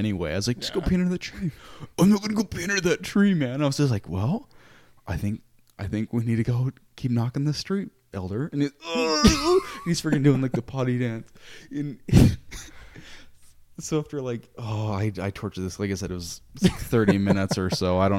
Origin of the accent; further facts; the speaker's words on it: Salt Lake City, Utah, United States; Growing up in Salt Lake, pretty much a different country